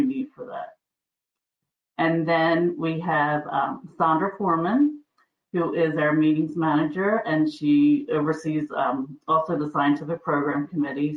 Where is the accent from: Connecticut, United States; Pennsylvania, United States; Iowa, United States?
Pennsylvania, United States; Kennett Square; also born or lived in Wilmington, Delaware; I was born in Wilmington. I actually live in Pennsylvania. And so I was raised in a place called Kennett Square, Pennsylvania, and I live there today